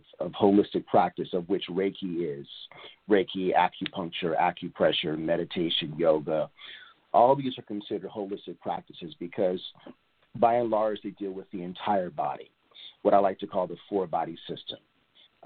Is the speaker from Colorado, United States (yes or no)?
no; Portland, Oregon, United States; also born or lived in Atlanta, Georgia / Los Angeles, California; now in East Point, United States; I'm originally from Portland, Oregon